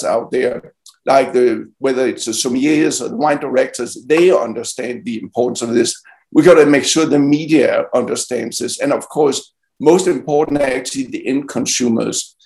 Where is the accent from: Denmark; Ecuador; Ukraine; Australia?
Denmark; now in United States; my home country, Denmark